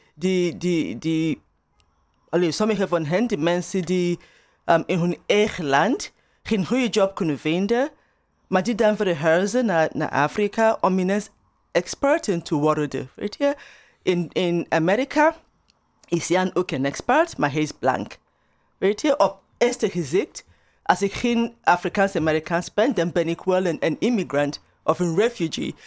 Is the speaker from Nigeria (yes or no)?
yes; Nigeria; Dutch is a second language; also born or lived in Turnhout, Belgium; now in Atlanta, United States; mijn eigen ervaring als, als Nigeriaans.